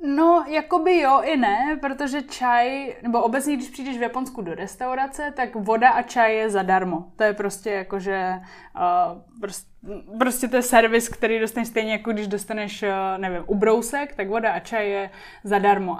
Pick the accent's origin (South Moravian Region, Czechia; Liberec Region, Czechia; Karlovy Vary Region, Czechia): Liberec Region, Czechia; Liberec; moved away; also born or lived in Japan / Prague; já jsem z Liberce